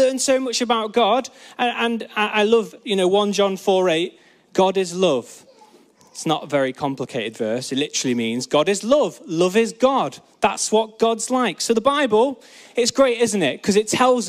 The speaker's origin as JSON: {"language": "English", "area": "Peak District", "region": "East Midlands", "country": "United Kingdom", "tie": "born or raised there", "said": "I grew up in the Peak District, where you can actually see stars at night"}